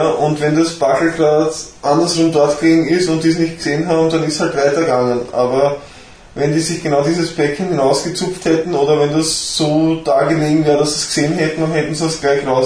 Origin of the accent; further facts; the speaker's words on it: Austria; die ja für mich als Österreicher nicht in Frage kommt